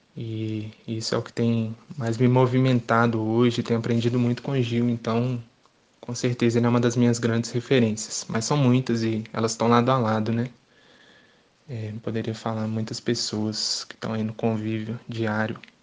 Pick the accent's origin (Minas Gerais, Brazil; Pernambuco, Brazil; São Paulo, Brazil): Minas Gerais, Brazil; Belo Horizonte; sou de Belo Horizonte